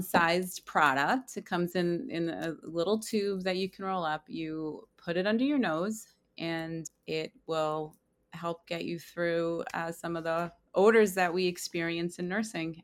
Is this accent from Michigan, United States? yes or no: no; Long Island, New York, United States; I am from Long Island, New York